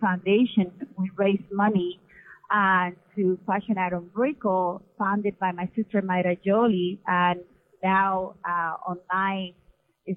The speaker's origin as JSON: {"language": "English", "country": "Dominican Republic", "tie": "born or raised there", "also_born_or_lived": "Miami", "moved": "yes", "lives_now": "United States", "said": "We were born and raised in the Dominican Republic and came to this country"}